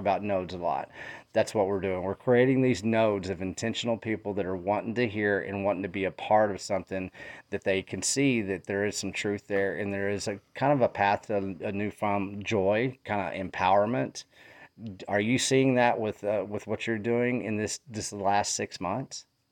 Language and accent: English; Texas, United States; I come from Texas